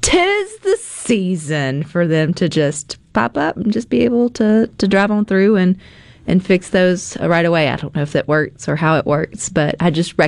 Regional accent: Mississippi, United States; I'm from Mississippi

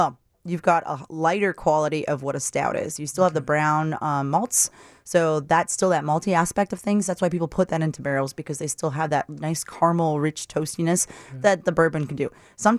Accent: Wisconsin Dells, Wisconsin, United States; I'm from Wisconsin Dells.

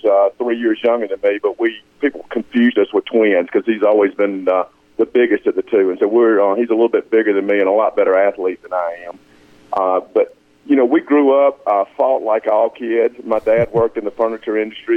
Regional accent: Union, Mississippi, United States; growing up in Union

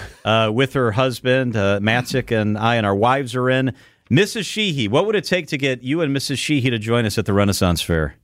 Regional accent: Chicago, Illinois, United States; moved away; I'm from the Chicago area originally

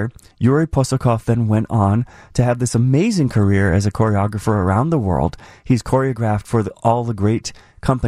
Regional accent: Boston, Massachusetts, United States; moved away; I grew up in Boston

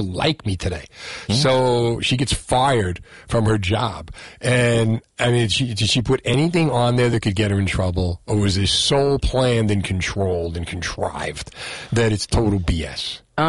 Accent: Marlboro, New Jersey, United States; But nobody's going, I'm from Marlboro. I say it with pride.

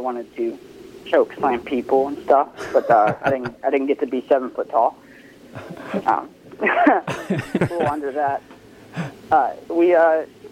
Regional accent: Olive Branch, Mississippi, United States; I'm from Olive Branch

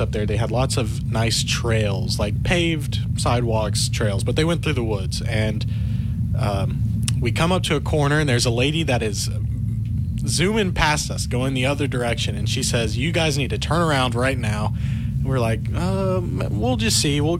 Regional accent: Alaska, United States; moved away; I grew up in Alaska, so I've adapted since then. It's been a while since I lived up there

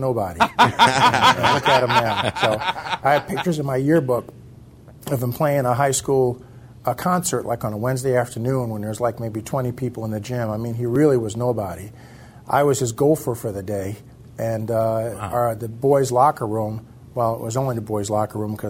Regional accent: Asbury Park, New Jersey, United States; moved away as an adult; also born or lived in Utica, New York; I'm from Asbury Park, New Jersey. I went to Christian Brothers Academy High School down in Lincroft

